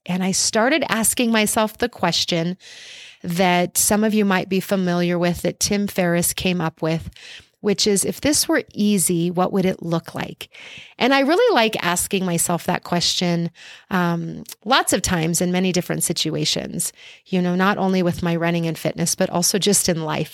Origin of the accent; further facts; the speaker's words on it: Albuquerque, New Mexico, United States; my hometown of Albuquerque, New Mexico